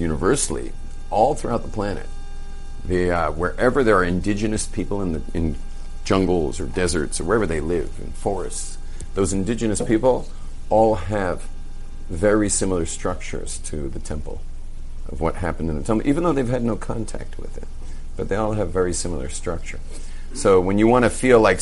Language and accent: English; Los Angeles, California, United States; I grew up in Brentwood